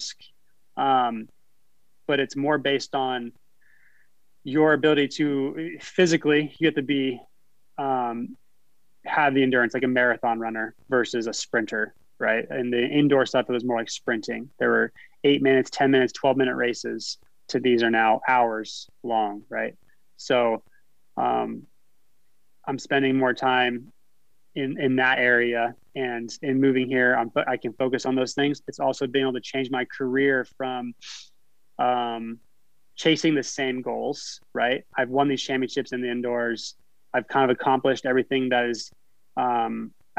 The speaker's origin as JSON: {"language": "English", "region": "a small town in Northern California", "country": "United States", "tie": "born or raised there", "moved": "as an adult", "lives_now": "Idaho, United States", "said": "I was from a small town in Northern California. And I grew up in an area where I could ride my BMX bike downtown and feel safe"}